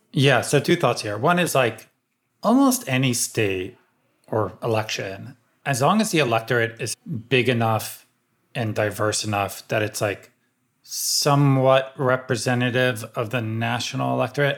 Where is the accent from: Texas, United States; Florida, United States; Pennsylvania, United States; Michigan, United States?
Pennsylvania, United States; outside Philadelphia; I grew up like outside Philly, and so I grew up a big Sixers fan and a big Eagles fan